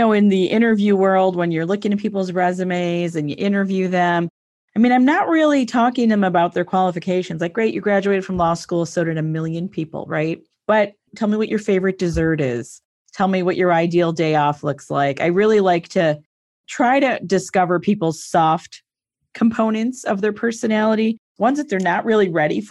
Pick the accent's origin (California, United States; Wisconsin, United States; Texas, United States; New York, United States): New York, United States; Buffalo; I'm from Buffalo, New York.